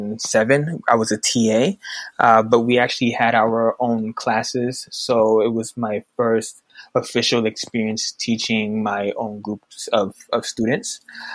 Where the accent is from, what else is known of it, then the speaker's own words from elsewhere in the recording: Georgia, United States; moved away as an adult; also born or lived in Brooklyn, New York / Florida / upstate New York / Puerto Rico; now in DMV area, United States; So I'm originally from Brooklyn, New York. I moved to Georgia when I was young. I did middle school and high school in Georgia, and then I moved to Florida to go to undergrad and grad school.